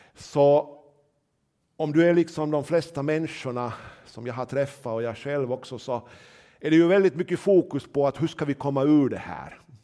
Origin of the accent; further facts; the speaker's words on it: Nyland, Uusimaa, Finland; jag är väl nylänning